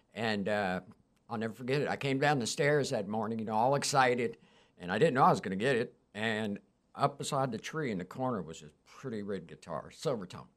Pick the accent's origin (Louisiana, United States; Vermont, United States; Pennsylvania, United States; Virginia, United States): Virginia, United States; Alexandria; Alexandria, Virginia